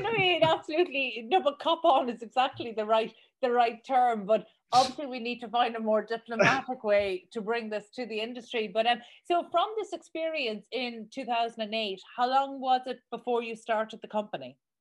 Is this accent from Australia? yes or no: no; Ireland; accent: Irish; my Irish accent